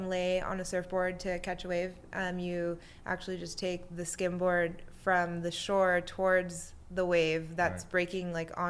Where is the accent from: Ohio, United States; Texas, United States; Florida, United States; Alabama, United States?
Florida, United States; South; moved away as an adult; also born or lived in Brazil; now in California, United States; originally I was born in Brazil, but I grew up in Florida